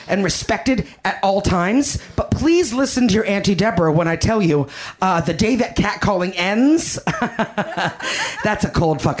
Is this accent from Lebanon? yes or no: no; Canada; now in Los Angeles, United States; I'm Canadian